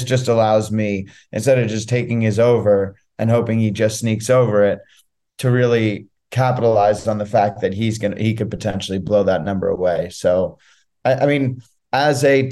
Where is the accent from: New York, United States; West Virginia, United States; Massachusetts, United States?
New York, United States; I'm from New York